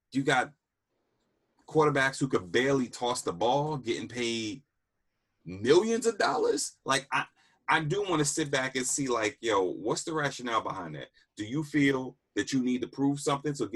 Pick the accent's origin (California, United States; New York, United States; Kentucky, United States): New York, United States; Yonkers; also born or lived in Southeast DC; now in Washington, D.C., United States; growing up, born and raised in Yonkers